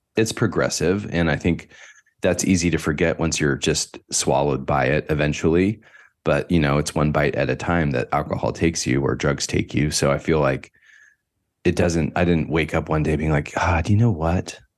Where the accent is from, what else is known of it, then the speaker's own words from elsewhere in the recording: Northern California, United States; I grew up in Northern California, about an hour north of the city, San Francisco, way out i, on P C H in the middle of nowhere